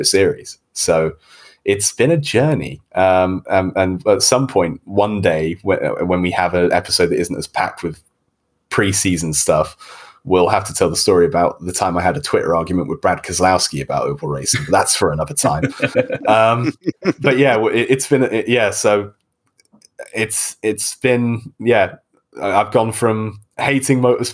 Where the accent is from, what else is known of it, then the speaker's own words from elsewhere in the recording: United Kingdom; I'm from Great Britain. I'm the accent in this room